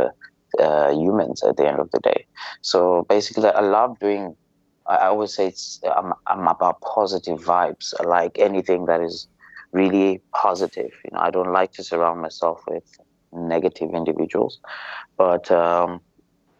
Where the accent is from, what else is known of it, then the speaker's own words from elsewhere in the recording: Zimbabwe; moved away as an adult; now in Malaysia; I'm from Zimbabwe, and I've been in Malaysia for the last 10 years